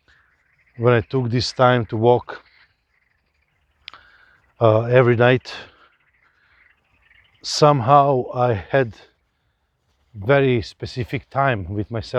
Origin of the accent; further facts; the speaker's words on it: Novi Sad, Vojvodina, Serbia; also born or lived in India; I grew up in Serbia